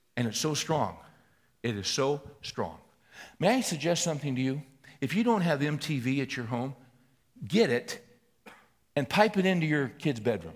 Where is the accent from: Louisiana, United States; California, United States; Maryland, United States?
California, United States; Bakersfield; I was raised in Bakersfield